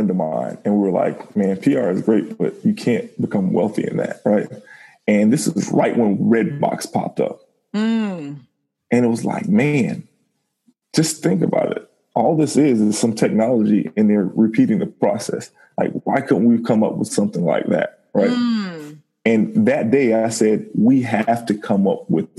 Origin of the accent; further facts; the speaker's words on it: Miami, Florida, United States; Born and raised in Miami